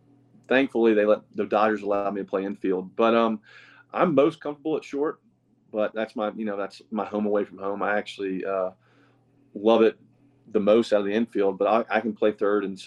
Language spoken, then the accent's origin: English; the South, United States; we're two guys from the South who love to go fishing